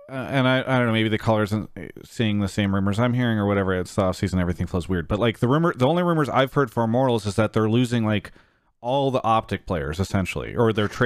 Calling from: Vancouver, British Columbia, Canada; Uh, well, yeah, I am calling from Canada, Vancouver, Canada.

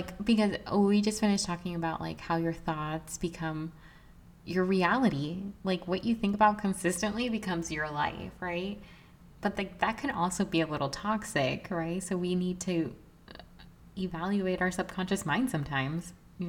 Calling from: New York, United States; I'm watching from New York.

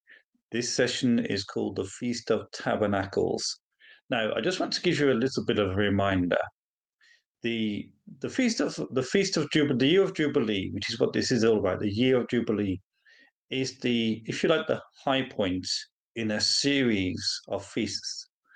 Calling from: Walsingham, East of England, United Kingdom; Well, I'm usually calling in from Walsingham, but today I'm calling in from Boston in Lincolnshire.

